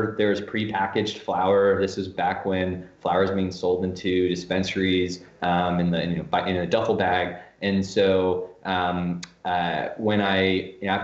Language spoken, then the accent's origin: English; Virginia, United States; moved away as an adult; now in California, United States; I grew up in Virginia